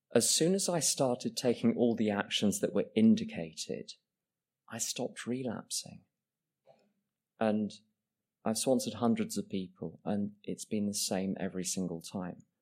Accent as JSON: {"language": "English", "region": "England", "country": "United Kingdom", "said": "I, I'm English"}